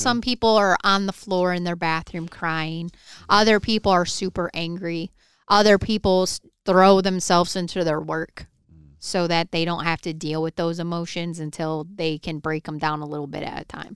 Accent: Michigan, United States; moved away; I grew up in Michigan

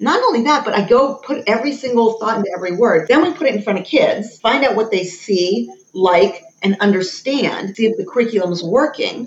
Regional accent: United States; I'm very American. I was born and raised in America.

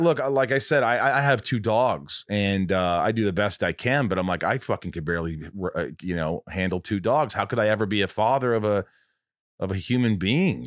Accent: Southern Indiana, United States; I grew up in Southern Indiana.

